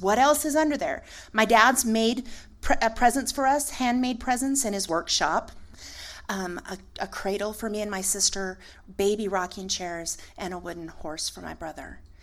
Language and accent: English; Aztec, New Mexico, United States; moved away; I called home, Northern New Mexico. I'm from Aztec.